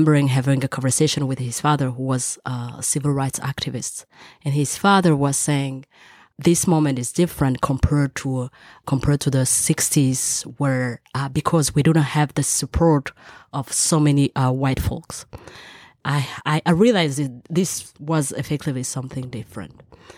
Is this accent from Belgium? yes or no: yes; Belgium; also born or lived in Rwanda; I was born in Rwanda. I moved to Belgium when I was 10. I'm based between Paris and Brussels.